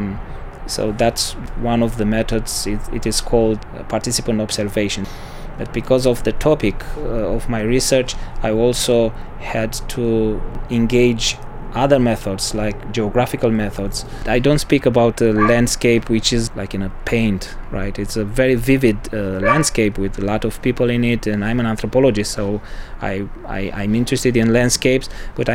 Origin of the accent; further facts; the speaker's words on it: Romania; moved away as an adult; also born or lived in Bucharest / Sibiu / Berlin; now in Munich, Germany; I come from Romania